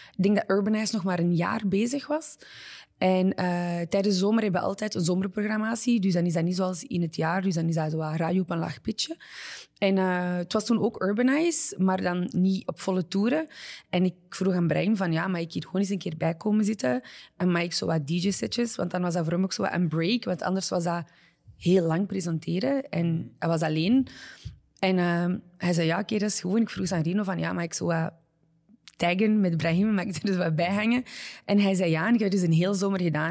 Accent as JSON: {"language": "Dutch", "country": "Belgium", "also_born_or_lived": "Morocco (ancestry)", "moved": "as an adult", "lives_now": "New York, United States", "said": "mijn roots liggen nog altijd in België, mijn ja. fanbasis is nog altijd in België. Eh, het is nu wel aan het shiften, maar ja, kijk, België is thuis en zal altijd mhm. thuis zijn."}